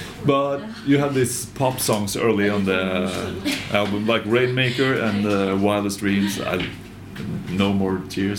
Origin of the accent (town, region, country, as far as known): Norway; born or raised there